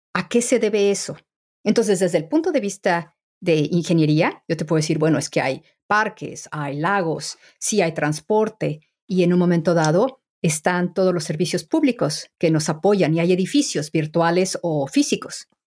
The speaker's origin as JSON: {"language": "Spanish", "country": "Mexico", "moved": "as an adult", "lives_now": "England", "said": "soy mexicana"}